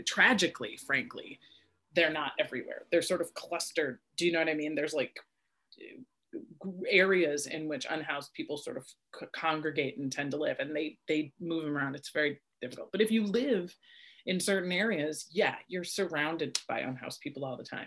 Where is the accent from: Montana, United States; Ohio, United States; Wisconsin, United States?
Wisconsin, United States; Wisconsin Rapids; also born or lived in Minneapolis and St. Paul, Minnesota; now in Los Angeles, United States; I was born in Wisconsin Rapids, Wisconsin, which is a tiny little town right in the very center of Wisconsin.